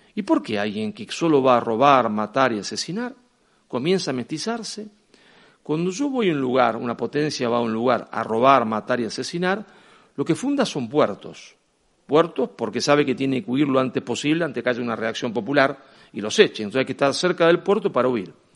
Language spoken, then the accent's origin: Spanish; Argentina; cada vez que uno me presentaba como argentino